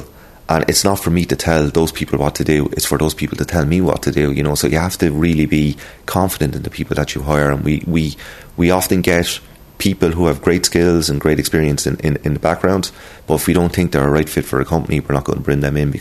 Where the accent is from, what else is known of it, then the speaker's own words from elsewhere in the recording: Waterford, Munster, Ireland; I'm a very proud Irishman, and I'm from Waterford